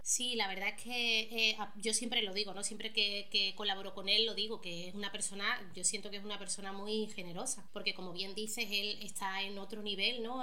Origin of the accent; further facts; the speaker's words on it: Málaga, Andalusia, Spain; also born or lived in Marbella; yo soy de Marbella, no me crié en Marbella, pero en Málaga